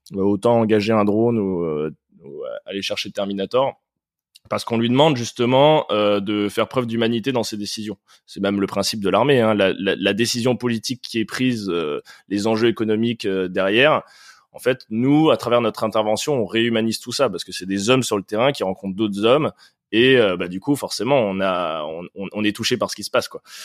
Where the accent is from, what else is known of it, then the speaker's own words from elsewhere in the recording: France; now in Paris, France; nous, en tant que Français, en tant qu'Européens